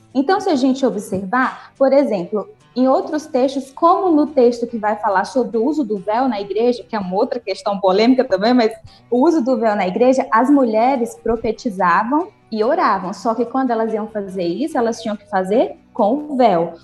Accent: Nova Russas, Ceará, Brazil; now in Uruaçu, Brazil; Eu sou de Nova Russas, né, no Ceará aí, sou conterrânea, mas moro atualmente em Uruaçu, Goiás

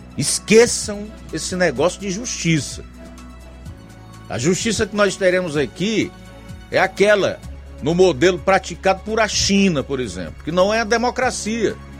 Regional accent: Brazil; nós, como brasileiros

